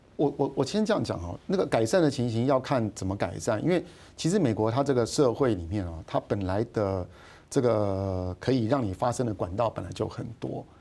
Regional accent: Taiwan; 我们 台湾人在一九八零年代过去投资的时候

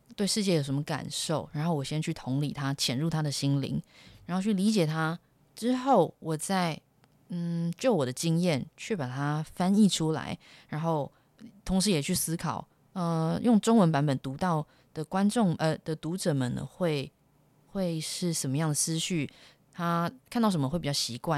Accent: Taiwan; first language Chinese; moved away as an adult; also born or lived in United States; 十八年来你都是在，呃，台湾长大，那学习的语言就是中，你是中文做母语的

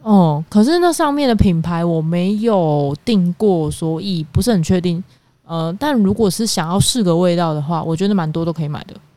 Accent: Kaohsiung, Taiwan; 我是南部人嘛，高雄人，我从小到大吃的南部粽其实都还蛮，呃，软绵的

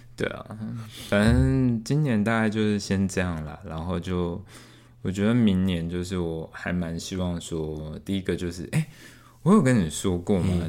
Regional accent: Tainan, Taiwan; 我们台南这边

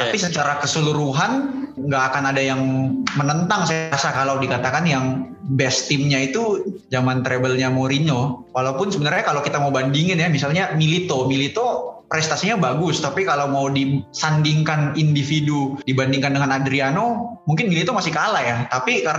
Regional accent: Makassar, South Sulawesi, Indonesia; Saya lahir besarnya dari Makassar.

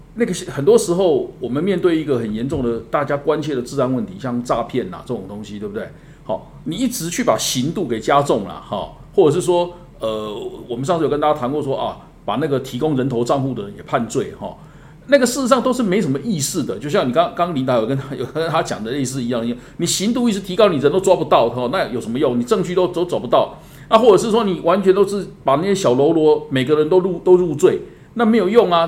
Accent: Taiwan; 我们台湾人

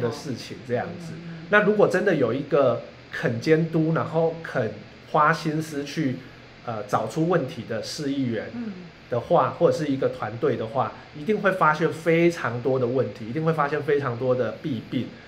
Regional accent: Kaohsiung, Taiwan; moved away as an adult; also born or lived in Taipei; 我在凤山的五甲国宅长大

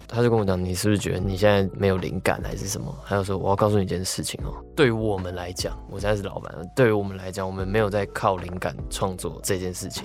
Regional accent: Taipei, Taiwan; 我们身为一个台北人，西门町就是从小我妈就叫我不要去那个地方

